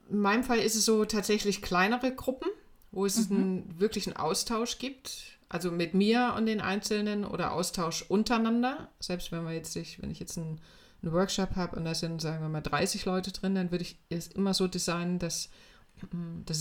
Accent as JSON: {"language": "German", "town": "Weimar", "region": "Thuringia", "country": "Germany", "tie": "born or raised there", "said": "ich bin äh, in Weimar aufgewachsen und zwar zu einer Zeit, als das noch DDR war."}